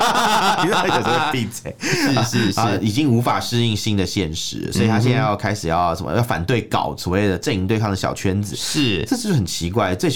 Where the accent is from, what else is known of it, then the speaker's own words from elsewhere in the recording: Taiwan; 中共当局他利用我们台湾人民对妈祖的这种敬爱跟热爱嘛